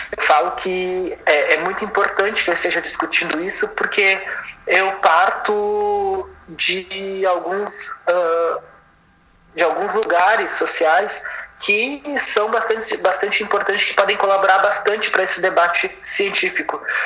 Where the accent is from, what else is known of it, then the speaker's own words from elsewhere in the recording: Porto Alegre, Rio Grande do Sul, Brazil; nasci em Porto Alegre.